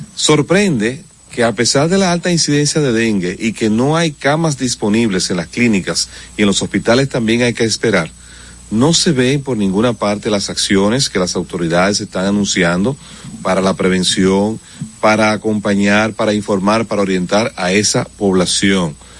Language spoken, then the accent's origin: Spanish; Dominican Republic; somos los dominicanos